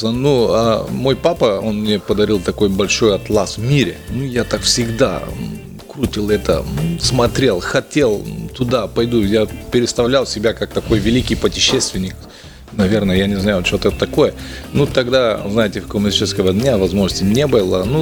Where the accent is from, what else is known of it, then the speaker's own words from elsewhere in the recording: Bulgaria; Russian is a second language; ну, я из Болгарии, там история нормально, все. Образование было нормально.